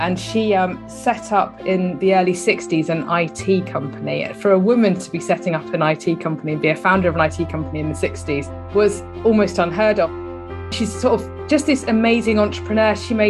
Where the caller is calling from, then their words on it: South West England, United Kingdom; I'm down in Devon, actually. That's where I'm based.